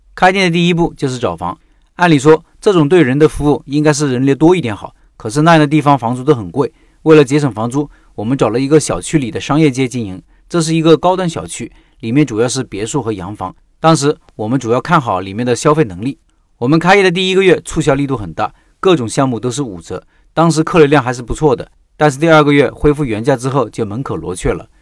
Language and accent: Chinese; Hubei, China; moved away as an adult; 我家在湖北的一个四线小城